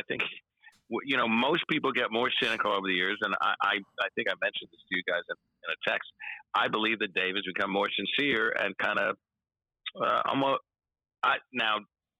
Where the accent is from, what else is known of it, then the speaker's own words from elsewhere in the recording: New York, United States; and I was a New Yorker, and I am a New Yorker.